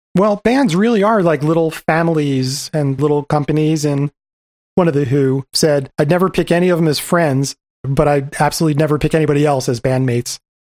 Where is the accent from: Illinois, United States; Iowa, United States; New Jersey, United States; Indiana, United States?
New Jersey, United States; I grew up in New Jersey